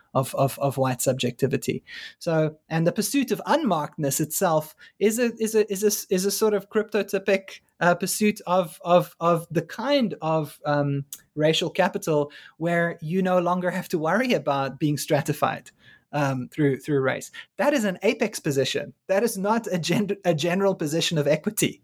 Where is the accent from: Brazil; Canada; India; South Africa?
South Africa; moved away as an adult; now in United States; as a South African